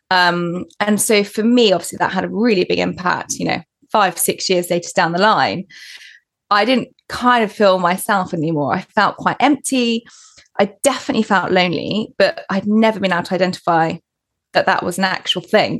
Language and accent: English; Portsmouth, South East England, United Kingdom; moved away as an adult; also born or lived in London / Paris / New York; Moved to London. I was from Portsmouth.